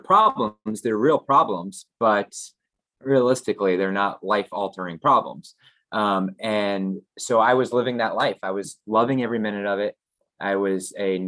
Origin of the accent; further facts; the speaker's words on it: Florida, United States; I grew up here in Florida, so I only had my mom and dad